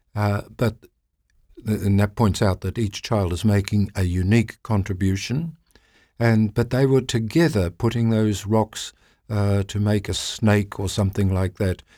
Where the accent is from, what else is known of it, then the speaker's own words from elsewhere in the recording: New Zealand; I'm from New Zealand